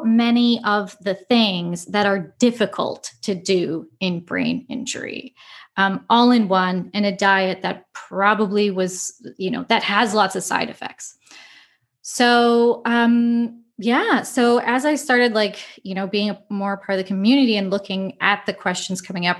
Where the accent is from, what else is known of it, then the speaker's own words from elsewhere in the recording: Winnipeg, Manitoba, Canada; moved away as an adult; now in Ottawa, Canada; I was like born and raised in Winnipeg